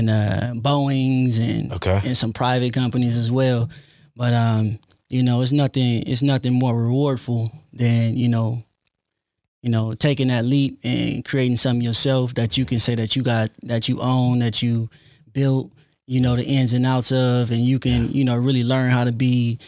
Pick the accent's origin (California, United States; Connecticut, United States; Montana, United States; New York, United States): California, United States; Compton; I'm originally from Compton, California.